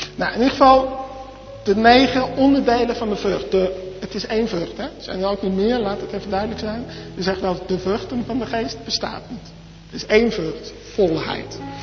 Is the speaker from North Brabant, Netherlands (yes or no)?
no; Arnhem, Gelderland, Netherlands; also born or lived in Gouda; now in Zwijndrecht, Netherlands; ik ben geboren in Gouda, opgegroeid in Arnhem. En ik woon nu in Zwijndrecht